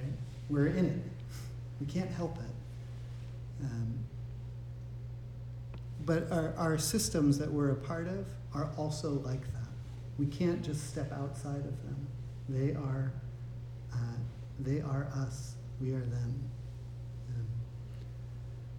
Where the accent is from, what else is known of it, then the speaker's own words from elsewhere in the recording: United States; being an American living in this society